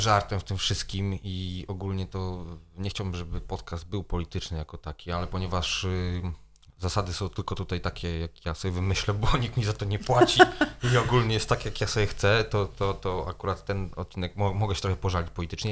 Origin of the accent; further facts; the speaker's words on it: Poland; moved away; zanim wyjechałem z Polski